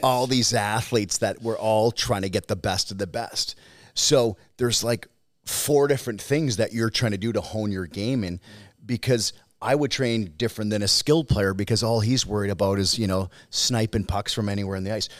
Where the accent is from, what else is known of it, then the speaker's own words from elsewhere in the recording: Saskatchewan, Canada; I'm from Saskatchewan